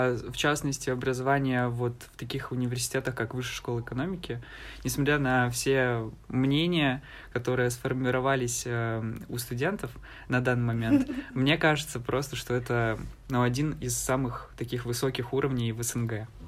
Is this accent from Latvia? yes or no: no; Donbas, Ukraine; А, я ведь э, из Донбасса, э, и поэтому у меня, в принципе, возможностей не так много, как у других жителей всей Украины, да, всей страны.